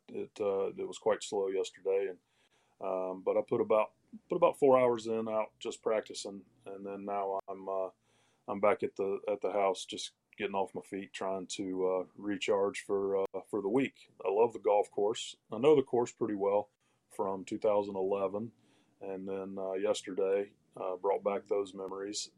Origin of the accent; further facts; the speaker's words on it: Greenville, South Carolina, United States; literally cleaning toilets and textile mills around my hometown, Greenville, South Carolina